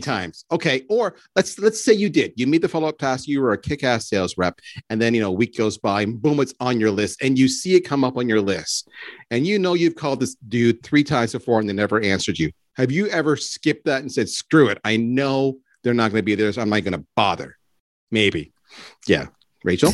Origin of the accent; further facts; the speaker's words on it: Canada; I'm Canadian.